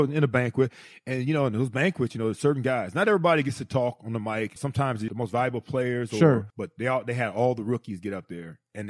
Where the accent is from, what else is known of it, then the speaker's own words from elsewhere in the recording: United States; now in South Florida, United States; You know, first of all, I'm coming from Ohio/Pennsylvania, coming to South Florida. It's April. Still a little cold up there.